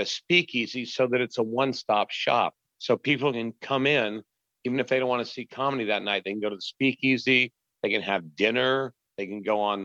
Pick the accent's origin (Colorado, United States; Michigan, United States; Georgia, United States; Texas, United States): Texas, United States; Garland; moved away as an adult; also born or lived in Los Angeles, United States; I'm originally from Garland